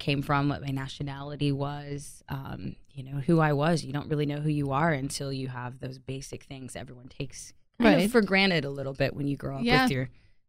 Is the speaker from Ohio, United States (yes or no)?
no; Tulsa, Oklahoma, United States; now in Fort Worth, United States; I grew up in Tulsa, Oklahoma. I was actually adopted when I was 2 weeks old to a loving family.